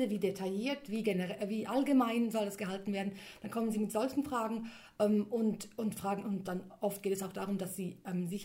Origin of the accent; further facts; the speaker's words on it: Switzerland; mein Vater ist ähm, aus Griechenland mhm. und ich bin dann in der Schweiz aufgewachsen